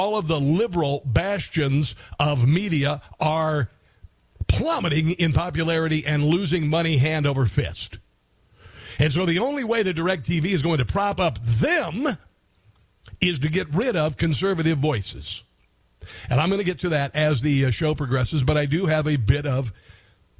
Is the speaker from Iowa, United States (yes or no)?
yes; Iowa, United States; moved away as an adult; also born or lived in Columbia, Missouri; I was a kid from Iowa, living in a small town of Columbia, Missouri